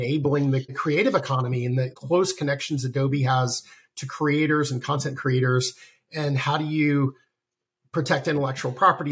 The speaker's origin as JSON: {"language": "English", "region": "the South", "country": "United States", "moved": "yes", "said": "I'm from the South originally"}